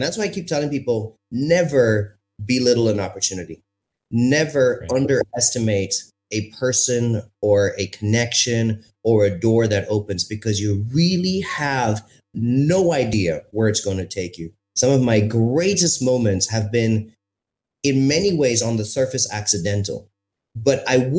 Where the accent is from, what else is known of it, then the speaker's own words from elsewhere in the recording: India; also born or lived in France / Morocco / Zimbabwe; I'm Indian. I've got brown skin. I grew up on three or four continents. And so my accent adapted to every country. So when I was living in France, I had a French accent.